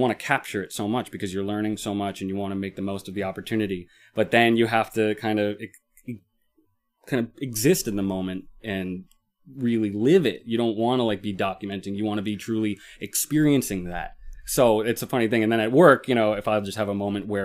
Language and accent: English; Long Island, New York, United States; We are from Long Island